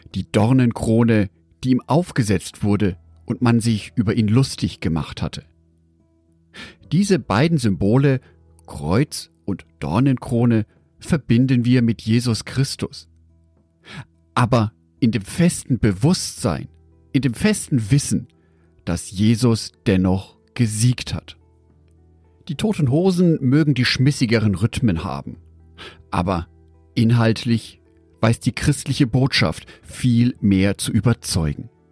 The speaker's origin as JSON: {"language": "German", "town": "Düsseldorf", "region": "North Rhine-Westphalia", "country": "Germany", "tie": "born or raised there", "said": "Aus meiner Geburtsstadt Düsseldorf"}